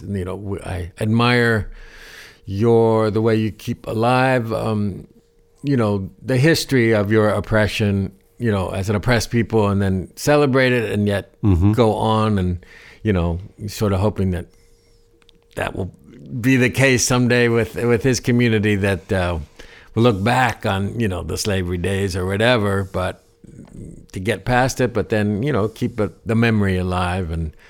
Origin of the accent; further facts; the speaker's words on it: Ohio, United States; Growing up in Ohio, you know, it wasn't far. I heard a lot of the gospel stuff